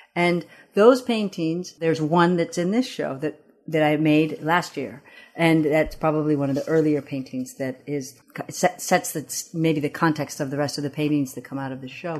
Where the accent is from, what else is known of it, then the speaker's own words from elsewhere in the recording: East Lansing, Michigan, United States; first language Amharic; English is a second language; also born or lived in Addis Ababa, Ethiopia; I grew up in East Lansing, Michigan